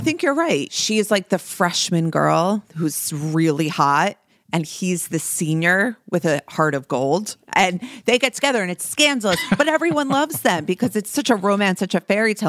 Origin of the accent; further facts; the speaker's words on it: New Jersey, United States; as a young girl growing up in New Jersey with brown hair